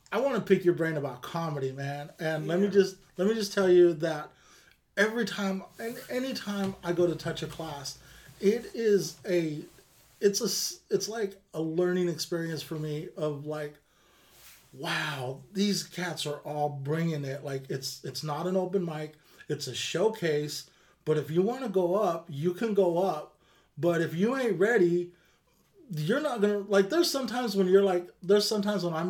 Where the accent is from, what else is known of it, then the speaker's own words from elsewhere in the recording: Bakersfield, California, United States; now in Sacramento, United States; I grew up in Bakersfield